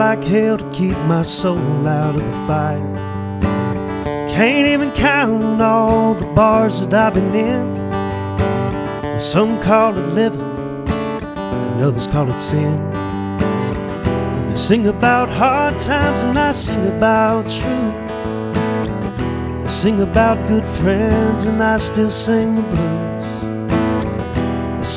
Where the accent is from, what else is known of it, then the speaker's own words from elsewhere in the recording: Rock Hill, South Carolina, United States; now in Charlotte, United States; Originally from Rock Hill, South Carolina, and now live in Charlotte